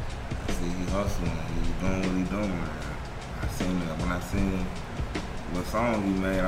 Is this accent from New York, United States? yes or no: no; Louisiana, United States; also born or lived in Georgia; I'm Georgia boy. I'm from Louisiana.